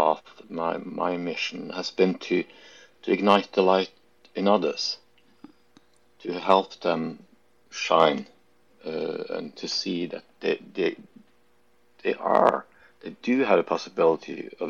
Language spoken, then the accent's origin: English; Norway; also born or lived in Junction City, Oregon; I was from Norway